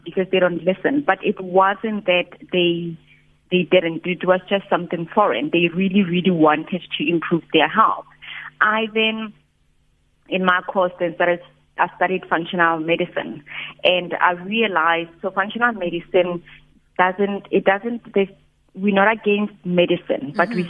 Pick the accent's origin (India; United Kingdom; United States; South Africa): South Africa; Rustenburg, North West; I grew up in Rustenburg.